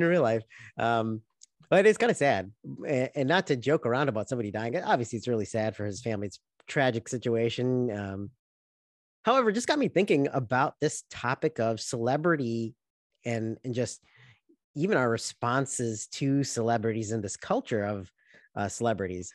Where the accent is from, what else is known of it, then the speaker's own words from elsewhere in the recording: Chicago, Illinois, United States; we grew up in Chicago